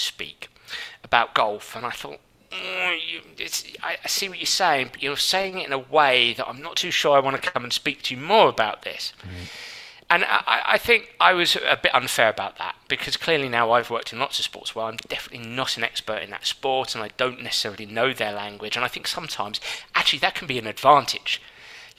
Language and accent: English; London, United Kingdom; I grew up and lived in London at the time